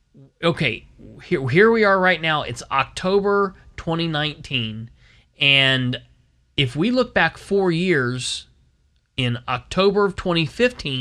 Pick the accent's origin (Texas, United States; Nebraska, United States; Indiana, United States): Indiana, United States; Muncie; now in Winchester, United States; my hometown where I was born and raised is Muncie